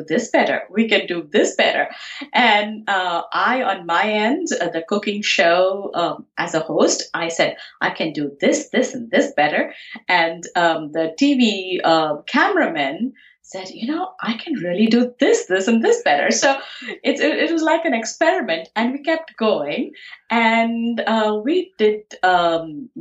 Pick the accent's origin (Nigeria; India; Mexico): India; Pune, Maharashtra; moved away as an adult; now in United States; I grew up in Pune, India, and my schooling and my college was done there.